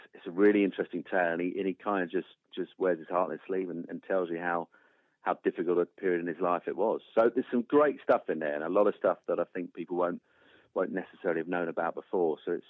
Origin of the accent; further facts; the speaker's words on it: Norfolk, East of England, United Kingdom; growing up in Norfolk in the sort of 70s and 80s